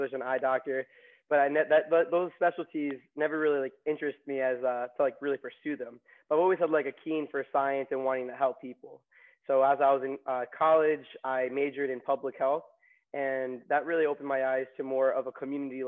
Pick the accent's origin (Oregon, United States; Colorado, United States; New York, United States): New York, United States; Long Island; also born or lived in Queens, New York / Maryland; I was born in Queens and grew up in Long Island